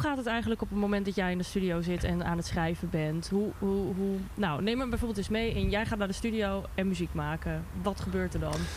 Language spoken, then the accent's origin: Dutch; Twente, Overijssel, Netherlands; Ik kom uit Twente